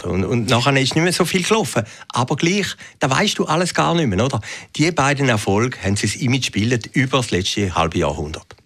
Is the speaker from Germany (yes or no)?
no; Switzerland